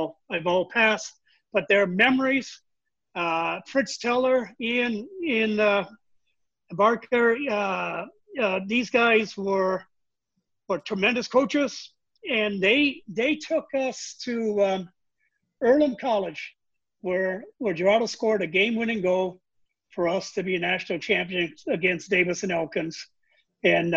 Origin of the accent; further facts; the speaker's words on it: Macau; moved away; also born or lived in Charleston, Illinois, United States; when I tell people I grew up in China, they look at me and think that I'm a joker. But no, it was Macau was a Portuguese colony